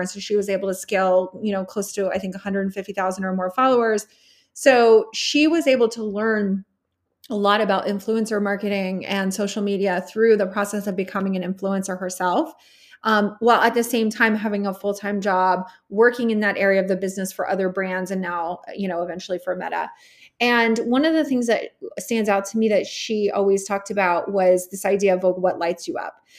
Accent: Texas, United States; moved away as an adult; also born or lived in California / New York City; I grew up in Texas, born in California

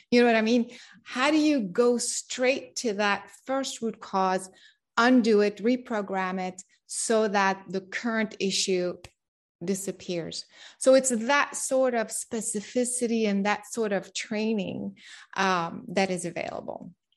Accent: France; moved away; also born or lived in Japan / United States / San Diego; I grew up in France

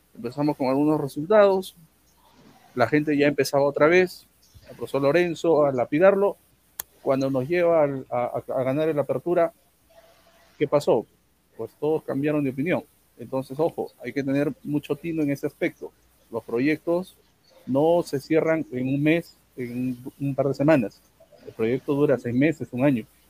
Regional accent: Arequipa, Peru; Como, como arequipeño

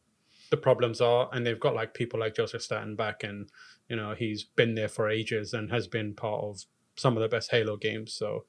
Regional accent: United Kingdom; No, you should be worried. As a British person, I'm telling you.

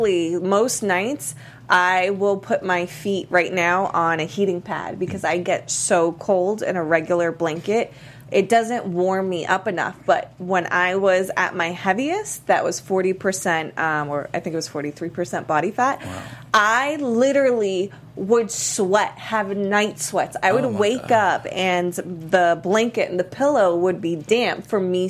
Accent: Miami, Florida, United States; I'm from Miami.

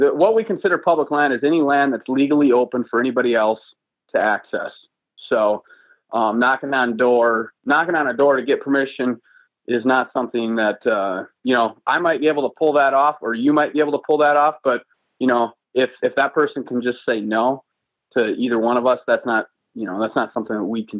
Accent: Wisconsin, United States; I grew up on a small farm and in Wisconsin, and hunting, it's still a very strong tradition in Wisconsin.

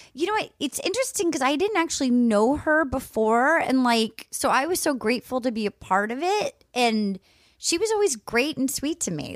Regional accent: Rhode Island, United States; moved away; I'm from Rhode Island

